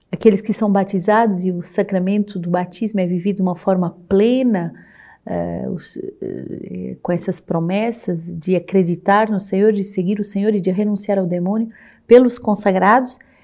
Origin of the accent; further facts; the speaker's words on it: Portugal; moved away as an adult; now in Rio de Janeiro, Brazil; Sou portuguesa e estou aqui há cinco anos na missão do Rio de Janeiro